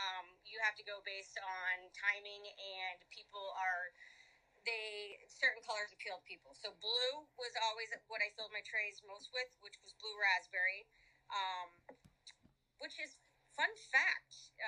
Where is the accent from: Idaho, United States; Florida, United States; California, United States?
Florida, United States; Cape Coral; I'm 18 from Cape Coral, Florida, in Fort Lauderdale.